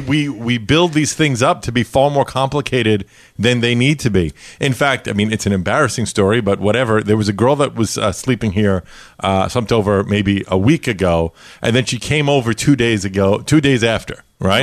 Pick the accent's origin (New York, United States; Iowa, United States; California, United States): New York, United States; New York City; I grew up in Brooklyn, New York